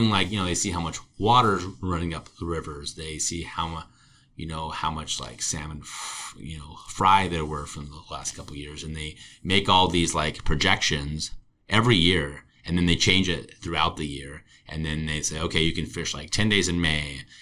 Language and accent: English; Santa Barbara, California, United States; I grew up in Santa Barbara in the 90s.